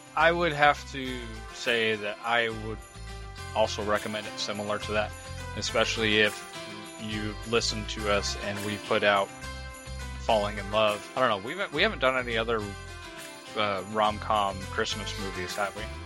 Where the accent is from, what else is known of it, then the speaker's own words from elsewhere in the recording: New Mexico, United States; I grew up in New Mexico. I didn't grow up in California